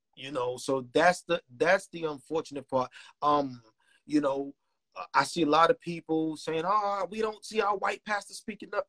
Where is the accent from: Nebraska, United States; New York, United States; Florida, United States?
New York, United States; New York City; I was born and raised in Marcy Projects